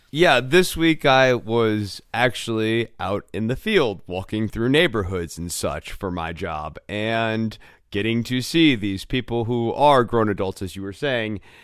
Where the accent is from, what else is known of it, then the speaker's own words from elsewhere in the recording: United States; the American viewer